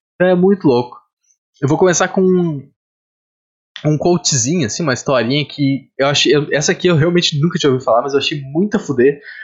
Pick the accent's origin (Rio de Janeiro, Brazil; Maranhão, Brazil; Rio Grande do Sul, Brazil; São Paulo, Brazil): Rio Grande do Sul, Brazil; moved away; eu sou do Rio Grande do Sul, mas eu, eu, geralmente quando eu me refiro eu falo aqui, apesar de não estar morando no Rio Grande do Sul.